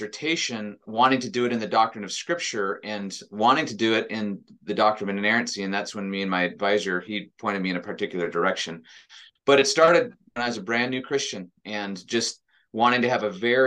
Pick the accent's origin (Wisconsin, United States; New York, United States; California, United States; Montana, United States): Montana, United States; I grew up in Montana